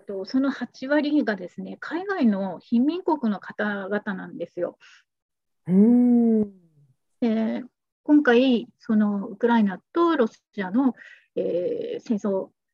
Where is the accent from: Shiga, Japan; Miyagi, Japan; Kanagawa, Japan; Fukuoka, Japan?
Miyagi, Japan; moved away as an adult; also born or lived in Nagoya; 私の実家とか親戚がみんなあの宮城なんですね